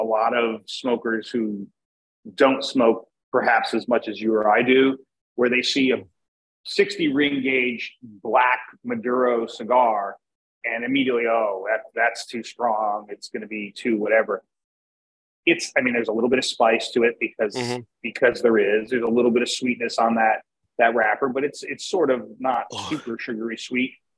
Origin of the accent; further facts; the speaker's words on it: Wilkes-Barre, Pennsylvania, United States; also born or lived in Virginia; where I was at the time I was growing up, it was like the Wilkes-Barre Scranton area